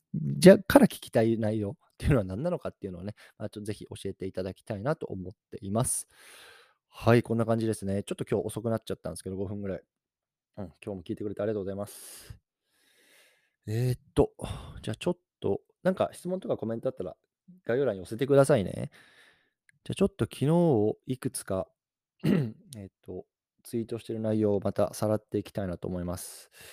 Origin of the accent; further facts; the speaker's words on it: Japan; moved away; 日本の方に帰ってきて、で、自分の実家にいるんですよ